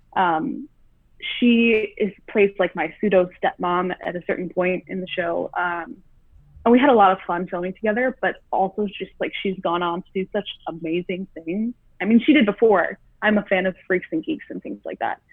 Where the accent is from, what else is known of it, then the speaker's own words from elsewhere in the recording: Southfield, Michigan, United States; moved away as an adult; now in California, United States; I'm born and raised in Southfield, Michigan, which is like a suburb outside of Detroit